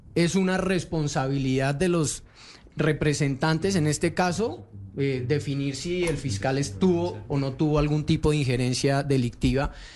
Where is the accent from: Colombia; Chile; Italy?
Colombia; los que perdemos somos los colombianos